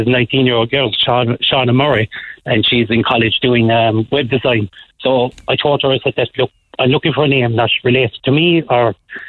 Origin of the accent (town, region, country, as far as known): Liscal, Munster, Ireland